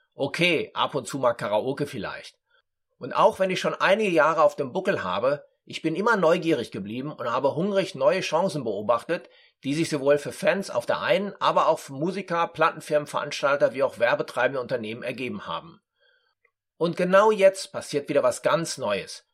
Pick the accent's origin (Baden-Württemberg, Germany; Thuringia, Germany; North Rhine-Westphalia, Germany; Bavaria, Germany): North Rhine-Westphalia, Germany; Dortmund; moved away as an adult; also born or lived in Frankfurt; in meiner Geburtsstadt Dortmund